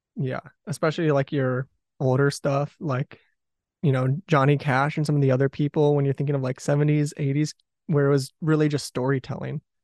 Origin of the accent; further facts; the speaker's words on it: southeastern Michigan, United States; also born or lived in Detroit, Michigan; I was born in Detroit and grew up in southeastern Michigan